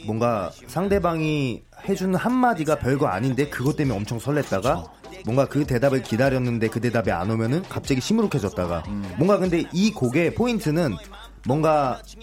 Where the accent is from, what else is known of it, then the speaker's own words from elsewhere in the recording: Incheon, South Korea; 저희가 인천 출신들이고